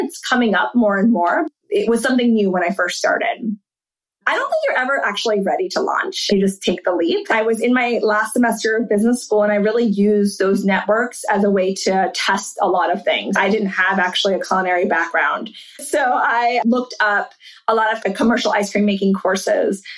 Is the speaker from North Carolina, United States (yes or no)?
yes; Charlotte, North Carolina, United States; moved away; also born or lived in New York City / London; I grew up in Charlotte and went to a private school.